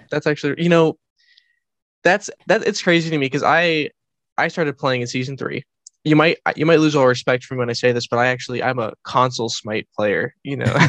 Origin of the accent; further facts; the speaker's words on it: United States; I am an American person